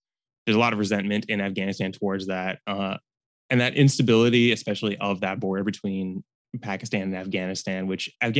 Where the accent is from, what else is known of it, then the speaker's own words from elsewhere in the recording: Bloomington, Indiana, United States; I'm from Bloomington, Indiana, and I was a history major at Reed College.